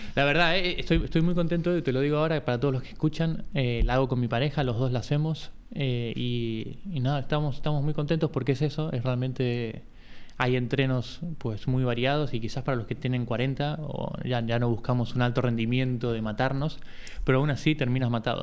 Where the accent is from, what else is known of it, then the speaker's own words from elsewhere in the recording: Buenos Aires, Argentina; moved away as an adult; now in Barcelona, Spain; Soy de, primero soy de Buenos Aires, o sea, hace 20 años que vivo aquí en Barcelona, tengo 40